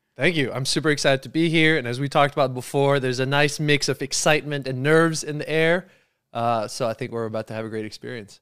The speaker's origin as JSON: {"language": "English", "area": "South Shore of Montreal", "region": "Quebec", "country": "Canada", "also_born_or_lived": "Perth, Australia", "said": "we're both from the South Shore of Montreal, around here"}